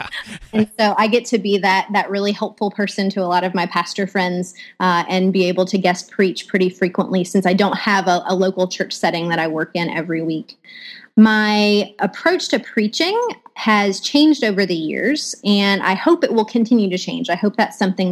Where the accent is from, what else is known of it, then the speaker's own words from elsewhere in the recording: West Tennessee, United States; moved away as an adult; also born or lived in Boston / Eastern North Carolina; now in Florida, United States; I'm originally from West Tennessee